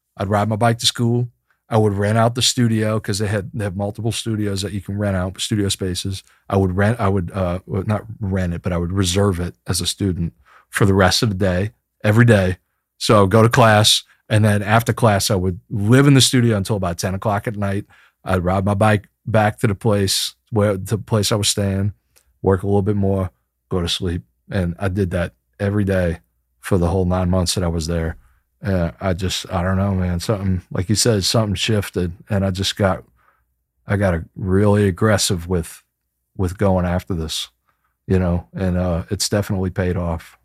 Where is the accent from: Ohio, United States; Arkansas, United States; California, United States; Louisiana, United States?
Louisiana, United States; Chalmette; also born or lived in San Francisco; less than two blocks away from where I grew up in Chalmette.